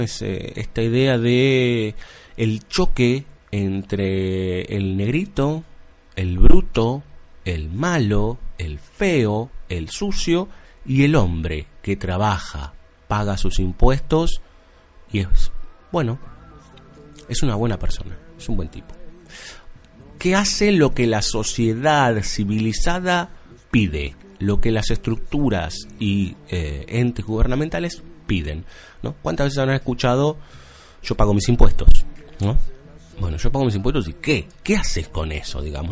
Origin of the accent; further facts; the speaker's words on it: Buenos Aires, Argentina; Como buen capitalino. La gente de provincia nos mira de reojo un poco a los, a los porteños